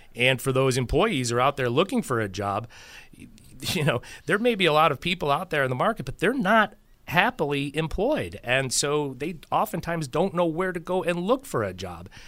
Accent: Buffalo, New York, United States; I grew up in Buffalo and went to school in the seventies and eighties

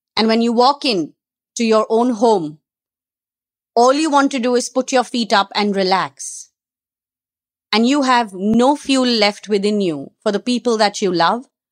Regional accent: Mumbai, Maharashtra, India; I'm a girl who's been born and brought up in Bombay

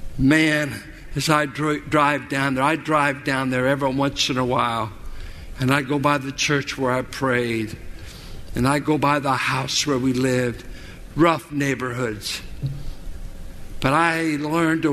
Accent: Richmond, United States; I grew up in South Richmond

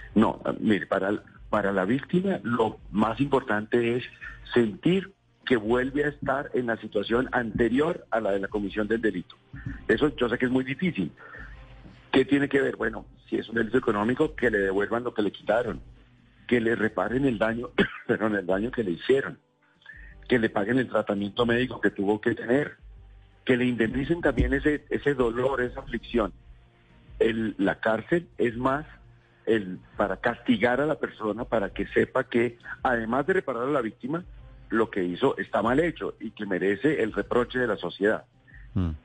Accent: Bogotá, Colombia; como bogotano que también soy

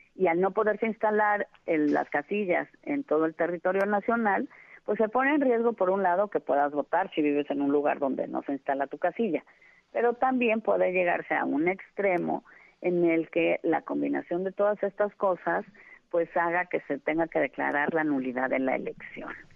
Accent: Mexico; lo que soy, una mexicana

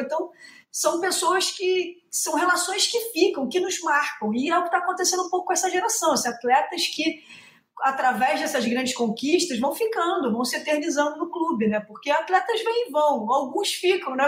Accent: Rio de Janeiro, Brazil; eu sou nascida e criada, para quem não conhece, no subúrbio do Rio de Janeiro, eu sou de Irajá.

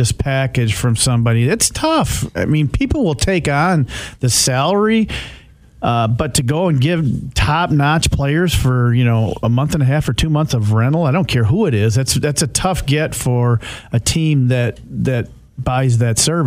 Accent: Hudsonville, Michigan, United States; I'm from Hudsonville.

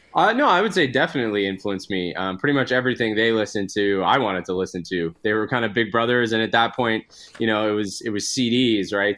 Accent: Edmonton, Alberta, Canada; now in Vancouver, Canada; I'm originally from Edmonton, Alberta, so I was back, back visiting my family a couple of weeks ago

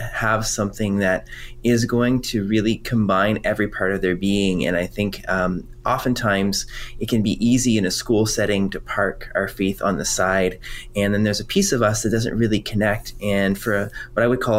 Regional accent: Quebec, Canada; first language French; English is a second language; now in Ontario, Canada; I'm originally from Quebec, and French is my first language

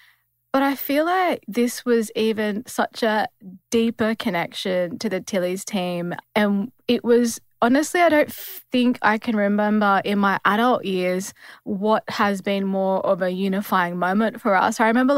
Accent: Western New South Wales, Australia; moved away as an adult; now in Sydney, Australia; I'm from Western New South Wales and obviously now based in Sydney

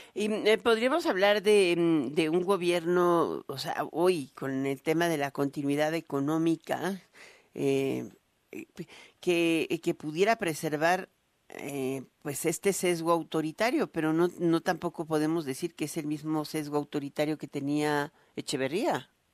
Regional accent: Mexico; nuestro sesgo como sociedad, como mexicanos

